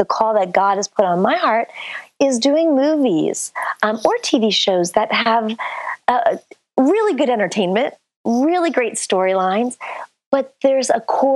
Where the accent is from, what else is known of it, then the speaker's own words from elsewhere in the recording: Bethlehem, Pennsylvania, United States; also born or lived in California; now in New York City, United States; I was born in Bethlehem, Pennsylvania